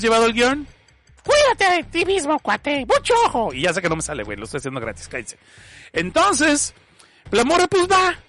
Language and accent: Spanish; Mexico; yo soy mexicano